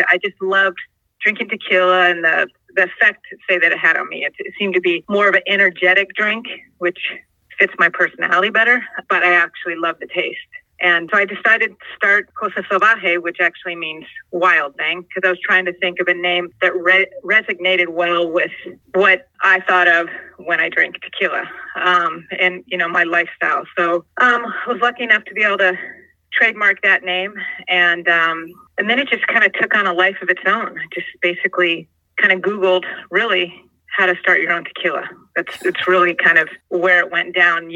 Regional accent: San Diego, California, United States; I grew up basically here in San Diego

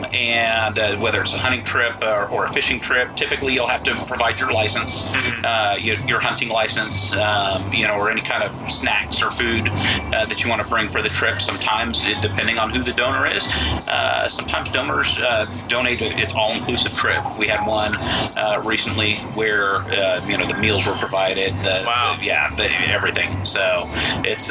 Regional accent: Portland, Oregon, United States; moved away as an adult; now in Texas, United States; I'm originally from Portland, Oregon.

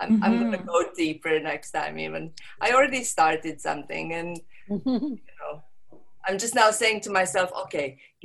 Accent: Montenegro; first language Serbo-Croatian; English is a second language; also born or lived in London; now in Croatia; I'm from Montenegro, but I don't live there. Mm-hmm. I live in Croatia

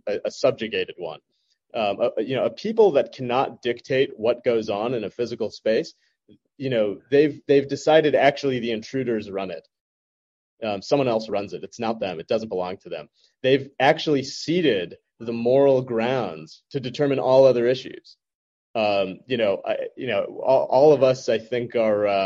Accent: United States; I was born and raised in the United States

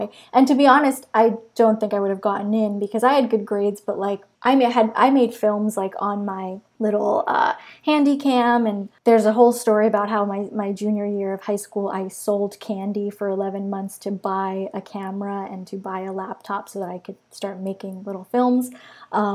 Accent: Long Beach, New York, United States; I grew up in Long Beach, New York

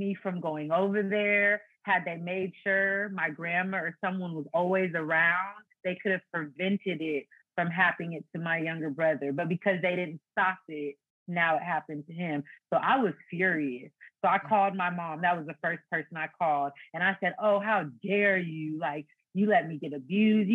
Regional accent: Fairfield, California, United States; also born or lived in Foster City, California; At age 7, we moved from Foster City to Fairfield, which is another city.

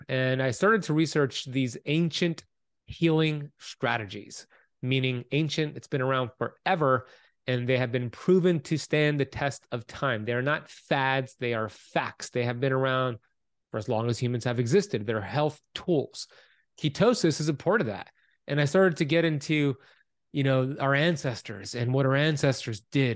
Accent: Miami Beach, Florida, United States; Born and raised here in Miami Beach, Florida

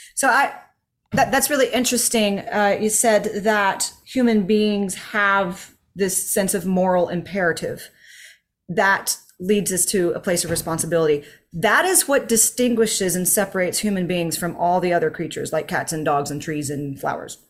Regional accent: United States; as an American

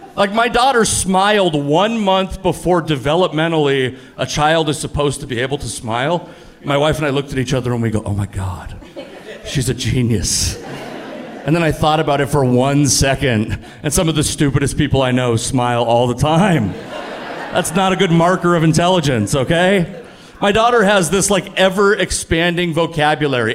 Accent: the Northwest, Pacific Northwest, United States; I'm from the Northwest. Like, a lot of people look like me in the Northwest.

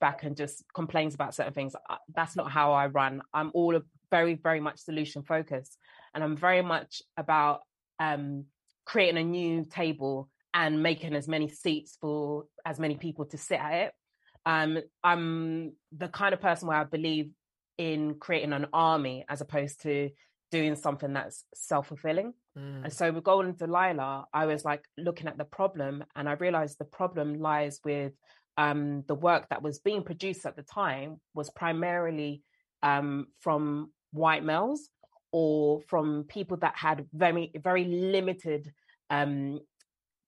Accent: London, United Kingdom; I'm born and raised in South London. This is the accent, this is my voice

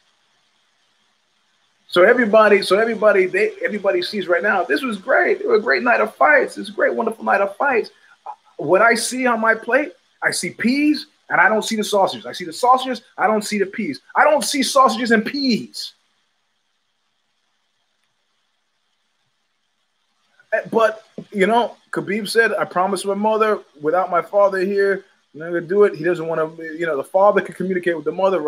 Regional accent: New York City, New York, United States; an unreconstructed New Yorker

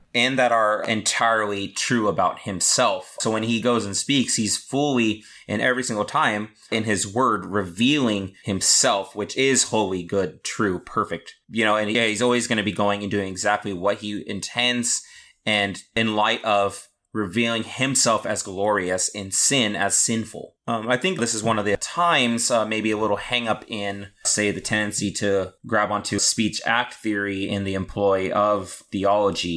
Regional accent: California, United States; I'm a Californian

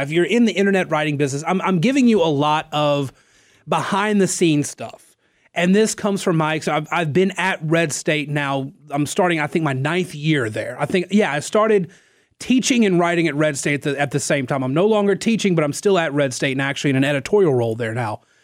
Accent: North Central Louisiana, United States; now in Lafayette, United States; I'm not from here. I'm from North, or, well, North Central, Louisiana.

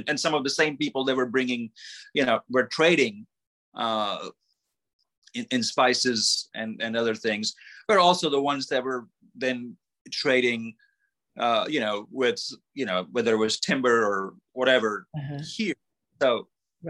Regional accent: Mississippi, United States; I mean, if I'm going to claim I'm from Mississippi, then I was not going to not have catfish recipes in the book.

